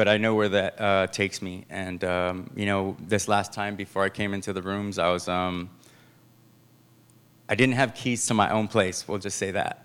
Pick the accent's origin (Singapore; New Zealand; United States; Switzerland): United States; San Francisco, California; I grew up here in San Francisco